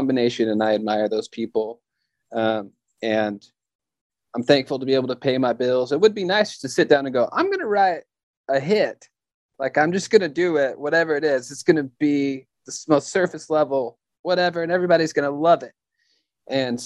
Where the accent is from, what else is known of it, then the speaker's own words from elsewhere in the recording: the South, United States; And I'm from the South, and I have a whiny voice because I'm from the South. This is how some of us sound here